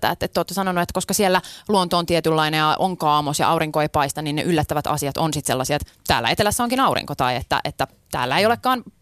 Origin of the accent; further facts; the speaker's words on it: Helsinki, Uusimaa, Finland; mä oon Pohjois-Helsingistä, että voin mä nyt sanoa, että mä kuulun johonkin niinku lähiöjengiin